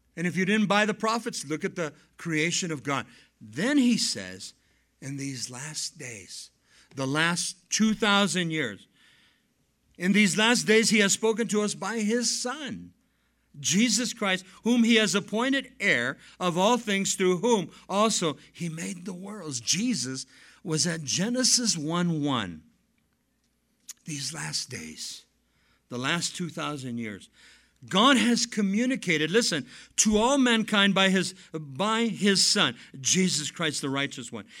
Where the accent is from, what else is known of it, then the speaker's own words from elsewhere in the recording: Southern California, United States; moved away as an adult; now in Chihuahuan Desert, southwestern US; Now, I come from Southern California.